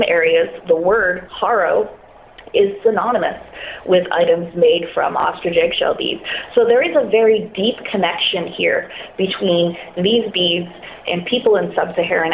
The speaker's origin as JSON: {"language": "English", "country": "Canada", "said": "I'm Canadian."}